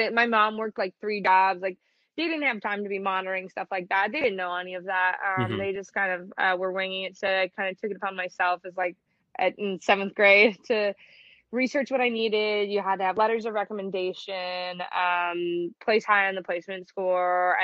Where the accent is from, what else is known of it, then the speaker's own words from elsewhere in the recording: suburb of Detroit, Michigan, United States; accent: Michigan; I'm from Michigan, just outside of Detroit in one of the little suburbs